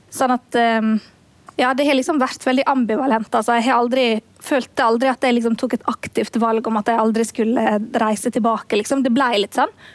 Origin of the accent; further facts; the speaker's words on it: Møre og Romsdal, Norway; også i Møre og Romsdal, der jeg kommer fra